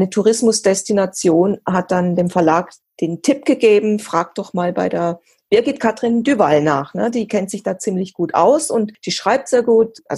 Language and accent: German; Weil am Rhein, Baden-Württemberg, Germany; now in Malsburg-Marzell, Germany; ich bin ja hier im Dreiländereck aufgewachsen, in Weil am Rhein groß geworden.